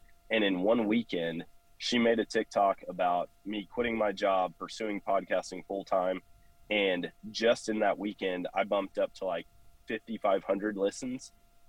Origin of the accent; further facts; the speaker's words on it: Eau Claire, Wisconsin, United States; So I grew up in Eau Claire, Wisconsin, which for people who don't know, it's about an hour east of Minneapolis, Minnesota, halfway up the state in Wisconsin.